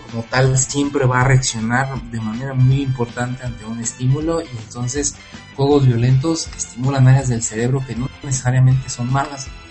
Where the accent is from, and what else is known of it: Morelia, Michoacán, Mexico